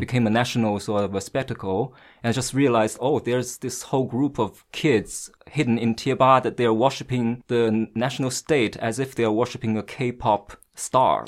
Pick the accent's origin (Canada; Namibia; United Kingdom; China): China; Shanghai; English is a second language; moved away as an adult; also born or lived in Washington, D.C.; now in Beijing, China; I happen to be born and raised in Shanghai